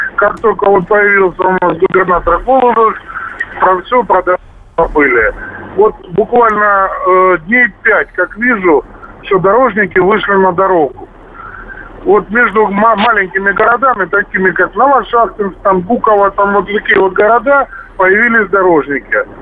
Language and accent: Russian; Stavropol, Stavropol Krai, Russia; я сам из Ставрополя.